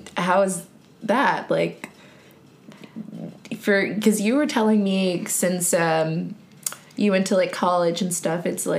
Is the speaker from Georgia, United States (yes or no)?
yes; Warner Robins, Georgia, United States; now in Atlanta, United States; I didn't grow up in Atlanta. I grew up in Warner Robins, which is central Georgia.